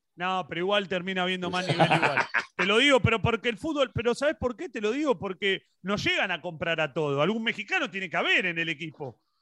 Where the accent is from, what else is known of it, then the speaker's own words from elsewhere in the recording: Argentina; acá en Argentina